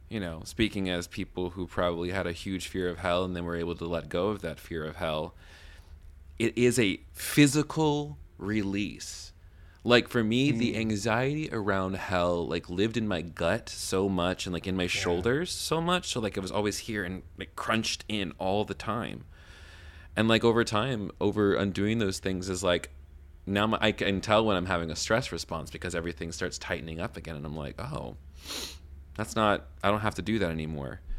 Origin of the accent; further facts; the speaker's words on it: Western North Carolina, United States; I'm from Western North Carolina.